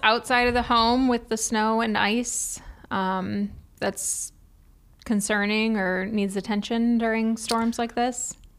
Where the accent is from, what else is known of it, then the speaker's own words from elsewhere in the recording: Cleveland, Ohio, United States; moved away; I'm from Cleveland, so I already feel like I live in the South